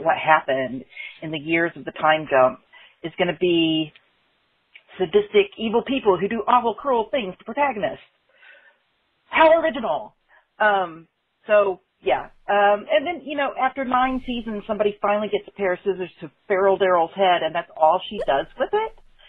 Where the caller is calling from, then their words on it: Brooklyn, New York, United States; I'm calling from Brooklyn.